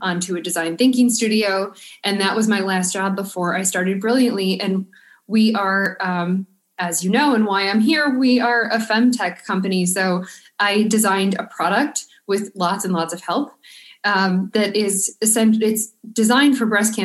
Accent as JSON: {"language": "English", "town": "Buffalo", "region": "New York", "country": "United States", "moved": "yes", "lives_now": "Providence, United States", "said": "I'm from Buffalo, New York, so Providence winters seem sort of mild to me"}